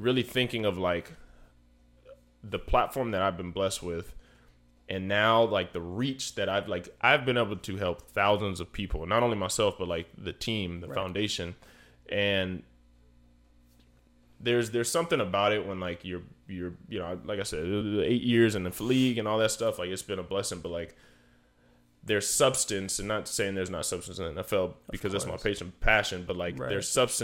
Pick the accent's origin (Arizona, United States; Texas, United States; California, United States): Arizona, United States; Chandler; where I grew up at in Chandler